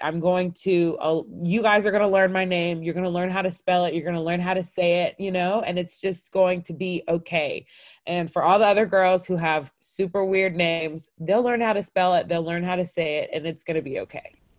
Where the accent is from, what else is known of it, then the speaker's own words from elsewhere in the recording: North Cobb, Georgia, United States; I grew up in North Cobb. We were the only Black family in the neighborhood and therefore for sure the only African family.